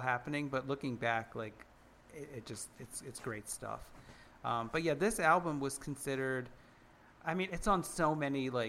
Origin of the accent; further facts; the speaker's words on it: United States; we're all American.